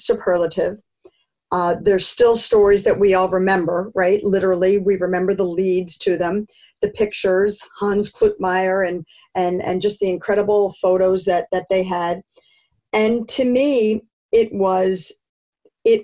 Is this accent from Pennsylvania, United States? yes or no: yes; Philadelphia, Pennsylvania, United States; I grew up in Philadelphia